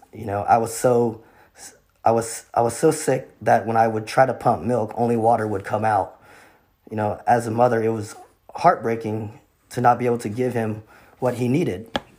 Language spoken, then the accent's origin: English; Vietnam; born there; moved away; So anyways, I was born in Vietnam. Vietnam is a communist country.